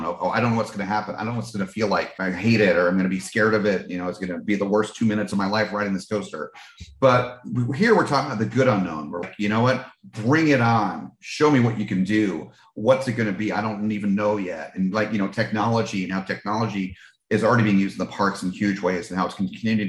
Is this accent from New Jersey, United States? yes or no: yes; New Jersey, United States; moved away; also born or lived in California; Great Adventure was originally my home Six Flags park when I grew up in New Jersey